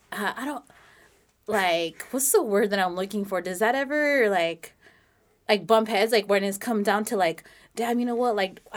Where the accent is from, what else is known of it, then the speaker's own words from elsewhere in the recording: Los Banos, California, United States; where are you from? I was like, oh, Los Baños.